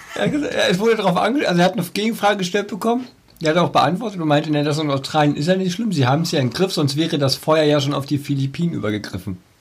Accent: East Germany, Germany; für uns Ostdeutsche

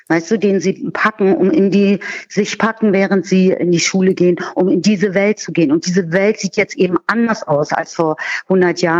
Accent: Berlin, Germany; Und gut, jetzt komme ich aus Berlin, vielleicht ist das hier alles so ein bisschen anders.

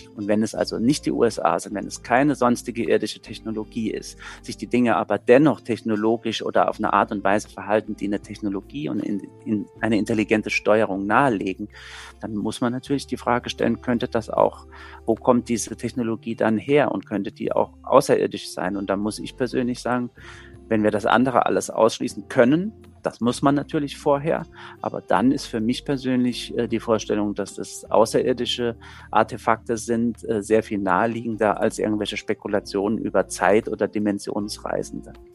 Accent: Saarbrücken, Saarland, Germany; ich komme ja selbst aus Saarbrücken

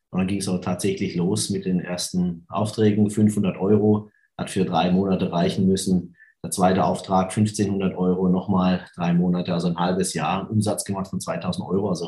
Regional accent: Karlsruhe, Baden-Württemberg, Germany; Ich komme aus Karlsruhe, das kann man noch sagen?

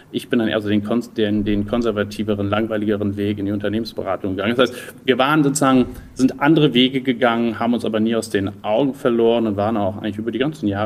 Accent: Düsseldorf, North Rhine-Westphalia, Germany; Nee, ich bin kein Berliner, ich bin Rheinländer, ich komme aus Düsseldorf.

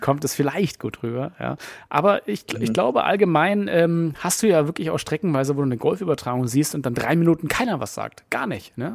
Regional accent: Berlin, Germany; als Berliner

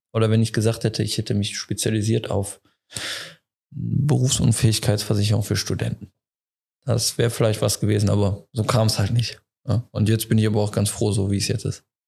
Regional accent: Leverkusen, North Rhine-Westphalia, Germany; moved away; also born or lived in Frankfurt; ich komme aus dem Leverkusener Raum, deswegen auch die Nähe familiär ähm, nach Wuppertal relativ, äh, relativ gut gegeben

